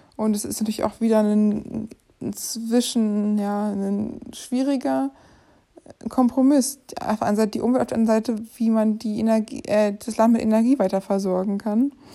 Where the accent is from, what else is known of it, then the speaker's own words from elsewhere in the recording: Germany; wir als Deutsche